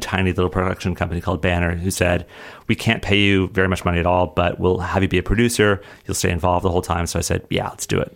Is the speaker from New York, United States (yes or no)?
no; Colorado, United States; moved away; growing up in Colorado, I would write sh, stories